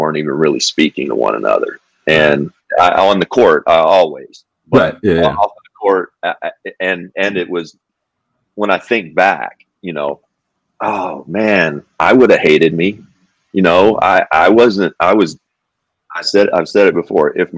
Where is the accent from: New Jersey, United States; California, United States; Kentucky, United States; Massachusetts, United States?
Kentucky, United States; it's my home state.